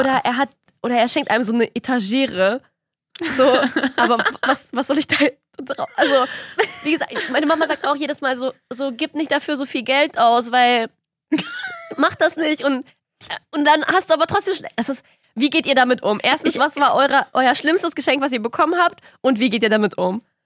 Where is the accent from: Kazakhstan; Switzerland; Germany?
Kazakhstan; moved away; ich komme ja aus Kasachstan